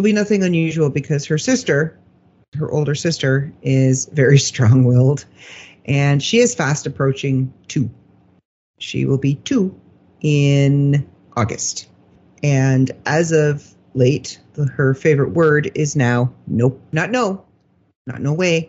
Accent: Canada; we're Canadian

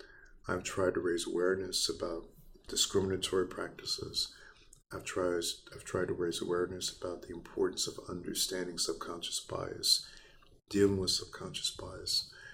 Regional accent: the South, United States; So growing up in the South, not just in the South, but growing up in a segregated community and feeling the sting of hatred on a regular basis

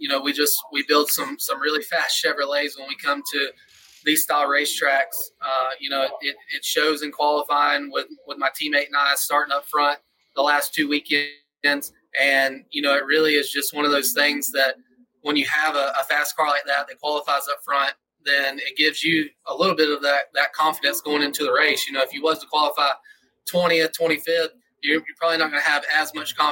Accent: Atlanta, Georgia, United States; moved away; I grew up in Atlanta, Georgia area

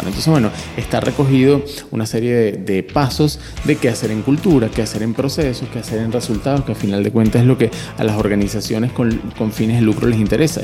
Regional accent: Venezuela; moved away as an adult; also born or lived in Panama; now in Chile; yo soy venezolano, estuve viviendo los últimos cuatro años en Panamá y desde noviembre estoy aquí en Chile

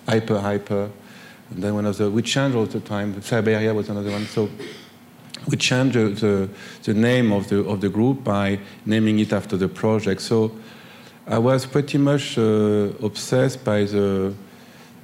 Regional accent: Grenoble, Auvergne-Rhône-Alpes, France; moved away; I grew up in Grenoble, and I went to the art school there in Grenoble

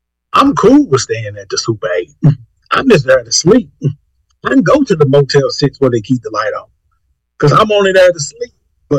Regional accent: Corpus Christi, Texas, United States; I ain't been out in Corpus in 2 years. Go make the face like, nigga, I don't believe that. In my hometown, I have not been out in 2 years.

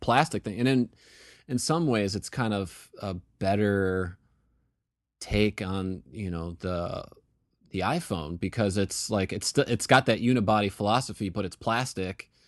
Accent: Western New York, United States; I grew up in Western New York

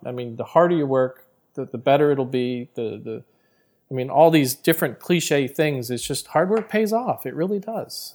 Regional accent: New Jersey, United States; I'm from Jersey

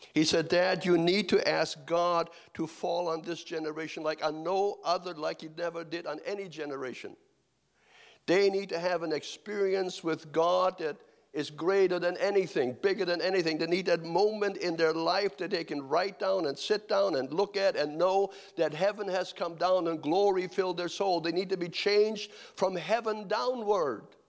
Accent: Kansas, United States; I'm from Kansas also

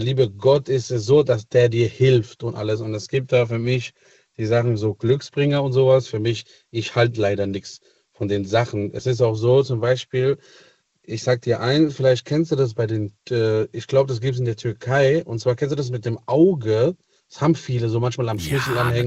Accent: Italy; moved away; ich bin gebürtiger Italiener

